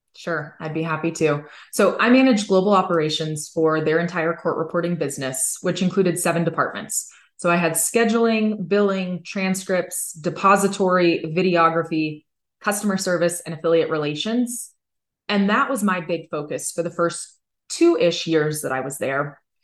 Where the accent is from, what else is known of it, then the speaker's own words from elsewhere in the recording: Hayward, California, United States; I grew up in California. I was born in Hayward and I was raised in the Bay Area